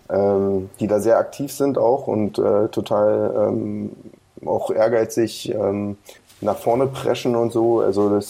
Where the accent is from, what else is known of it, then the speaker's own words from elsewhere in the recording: Brandenburg, Germany; Wir kommen ja immer noch aus Brandenburg.